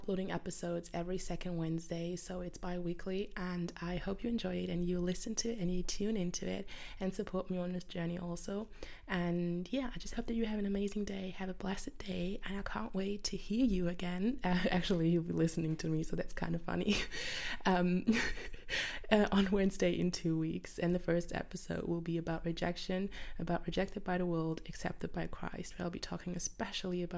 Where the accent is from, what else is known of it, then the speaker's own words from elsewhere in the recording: Germany; I'm from Germany